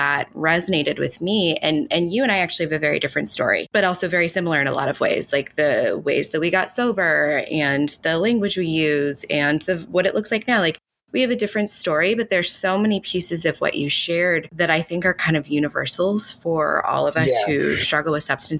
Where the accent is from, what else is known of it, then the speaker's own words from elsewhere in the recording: Katy, Texas, United States; I'm from Katy, Texas, which is like objectively a well-to-do suburb of Houston